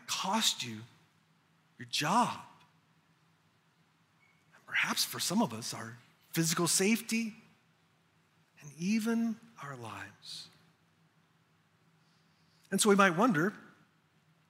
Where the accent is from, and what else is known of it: United States